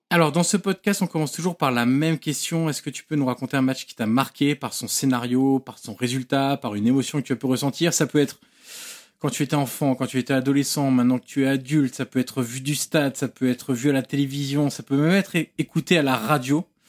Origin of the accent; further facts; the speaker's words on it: Auxerre, Bourgogne-Franche-Comté, France; Je suis originaire d'Auxerre